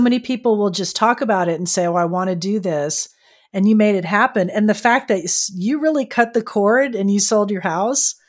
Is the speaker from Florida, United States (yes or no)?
yes; Florida, United States; now in San Diego, United States; I grew up in Florida and then I came out here to California